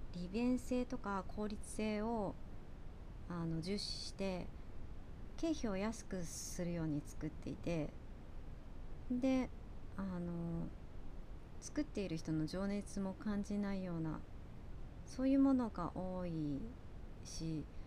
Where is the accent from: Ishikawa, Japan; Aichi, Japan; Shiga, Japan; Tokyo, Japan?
Ishikawa, Japan; Kanazawa; moved away; also born or lived in United States; 私の地元の金沢とかはそういう町屋